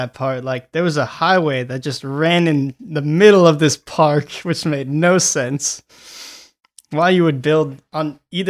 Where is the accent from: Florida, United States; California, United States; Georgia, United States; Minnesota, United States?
Minnesota, United States; I'm from Minnesota, so.